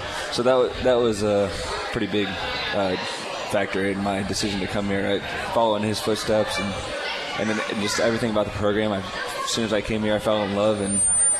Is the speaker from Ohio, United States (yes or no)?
yes; Brookville, Ohio, United States; I'm from Brookville High School